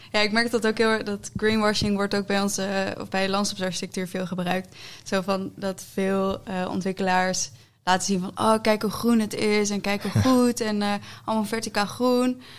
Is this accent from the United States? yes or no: no; Netherlands; wij als Nederlanders